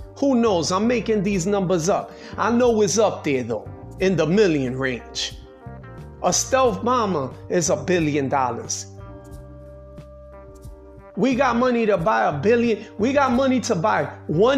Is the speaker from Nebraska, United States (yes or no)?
no; New York City, New York, United States; I'm a New Yorker. I was born in New York City